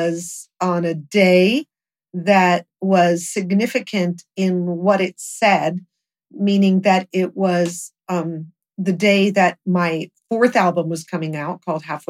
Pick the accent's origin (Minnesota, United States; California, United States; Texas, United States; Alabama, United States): California, United States; Los Angeles; Hollywood was my hometown. We grew up there